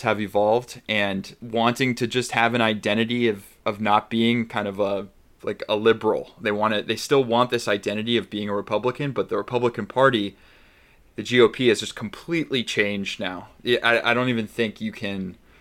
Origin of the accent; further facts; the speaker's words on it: Arizona, United States; I grew up in Arizona